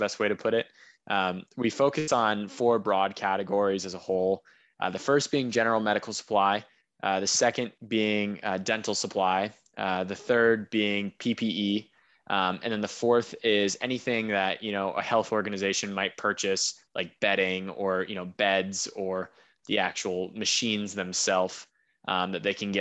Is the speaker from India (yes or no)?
no; United States; moved away as an adult; also born or lived in Beijing; I'm an American living in Beijing